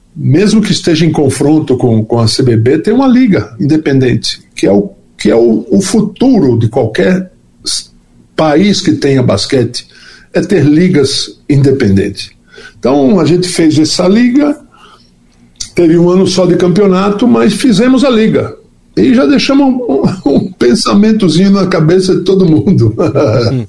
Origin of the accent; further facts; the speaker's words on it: Natal, Rio Grande do Norte, Brazil; nasci em Natal